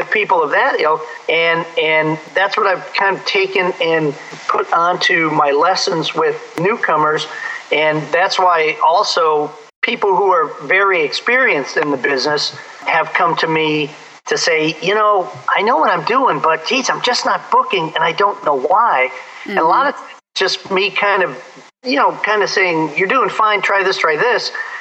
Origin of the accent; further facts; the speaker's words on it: Chicago, Illinois, United States; moved away as an adult; I'm from the Chicago area. That's where I started my career